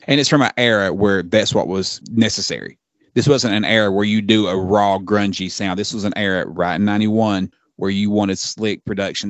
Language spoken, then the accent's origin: English; Australia; as an Aussie fan